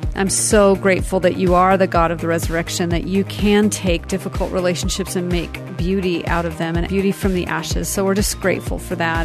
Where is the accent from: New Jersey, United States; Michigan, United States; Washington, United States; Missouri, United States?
Washington, United States; Seattle; I grew up in Seattle